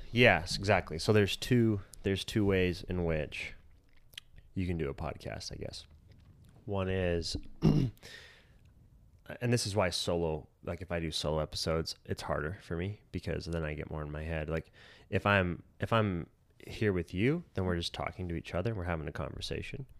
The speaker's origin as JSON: {"language": "English", "town": "Colorado City", "region": "Arizona", "country": "United States", "tie": "born or raised there", "said": "we grew up together in Colorado City slash Centennial Park"}